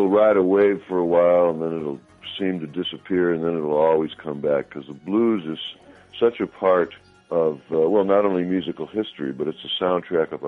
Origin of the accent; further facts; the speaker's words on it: Chicago, Illinois, United States; accent: Chicago; I grew up in Chicago